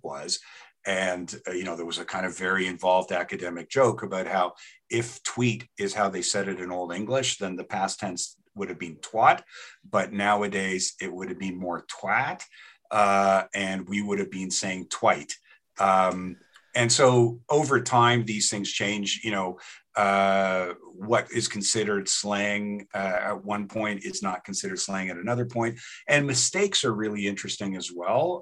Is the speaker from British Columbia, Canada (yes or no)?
no; Toronto, Ontario, Canada; moved away as an adult; also born or lived in New Haven, United States / York, England; now in Lethbridge, Canada; I started out in Toronto, grew up there.